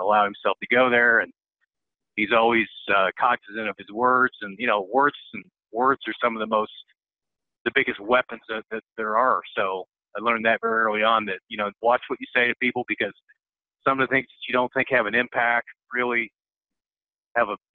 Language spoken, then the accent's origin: English; Bloomington, Indiana, United States; So I came from Southern Indiana. I grew up in Bloomington. It's about 50 miles south of Indianapolis